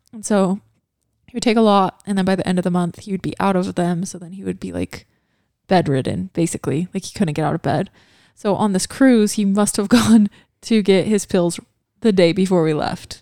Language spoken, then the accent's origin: English; Kaysville, Utah, United States; also born or lived in Hawaii; we grew up in the Kaysville house